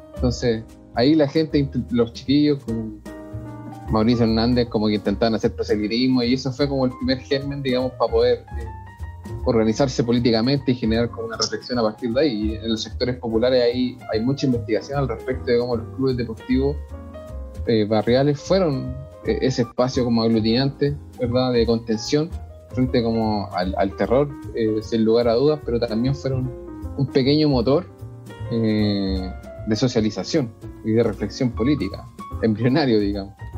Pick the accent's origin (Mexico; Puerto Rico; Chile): Chile; Puente Alto, Santiago Metropolitan Region; yo soy de Puente Alto